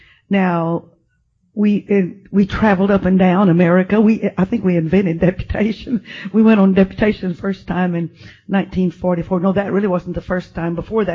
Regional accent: Texas, United States; also born or lived in Arkansas; I was born in South Arkansas, but when I was 3 years old, we left there and moved to West Texas and did some of my growing up on a ranch.

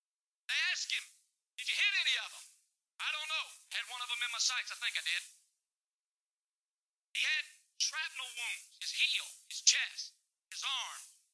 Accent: El Paso, Texas, United States; I was born in El Paso. My dad was in the service at Fort Bliss. I'm a native Texan, Brother Hammer.

